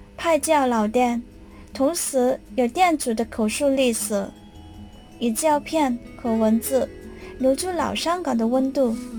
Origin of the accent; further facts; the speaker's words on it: Hong Kong; 我是土生土长的香港人，生如斯，长如斯，对这个地方自愿要感情